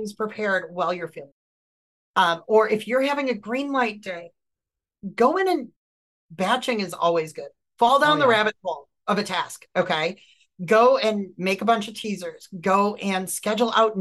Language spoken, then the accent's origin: English; Wisconsin, United States; I'm from Wisconsin. And as I said in this video, I'm a fat kid from Wisconsin